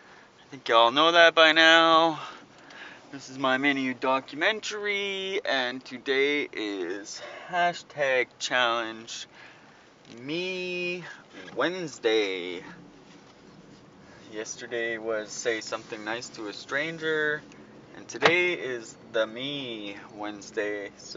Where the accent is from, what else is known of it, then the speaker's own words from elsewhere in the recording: Vancouver, British Columbia, Canada; Grew up playing hockey. I'm a Canadian kid. Grew up on Van Rock.